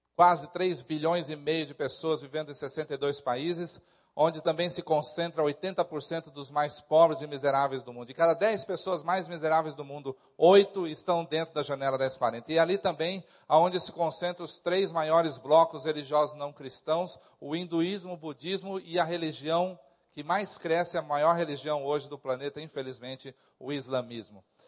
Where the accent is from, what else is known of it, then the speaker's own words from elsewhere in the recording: São Paulo, Brazil; nós, como paulista